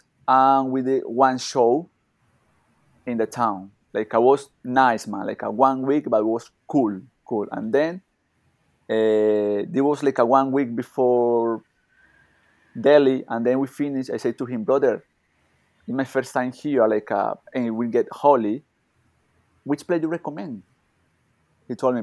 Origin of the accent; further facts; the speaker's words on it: Colombia; English is a second language; moved away as an adult; also born or lived in Dubai; now in India; I born in Colombia, but I not living there for many years